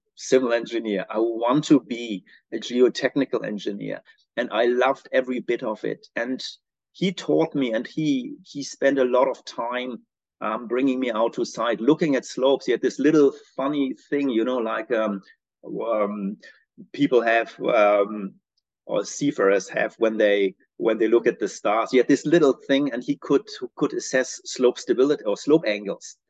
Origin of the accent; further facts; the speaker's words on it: Braunschweig, Lower Saxony, Germany; moved away as an adult; also born or lived in Australia; now in New Zealand; I'm originally from Germany. Um, grew up in a in a um, little city called Braunschweig in the northwestern part uh, of Germany.